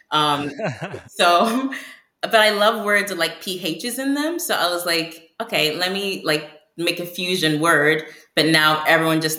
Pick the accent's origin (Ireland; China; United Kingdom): United Kingdom; accent: American; so I I'm British and um, I was born in Africa, but I only developed an American accent like a few years ago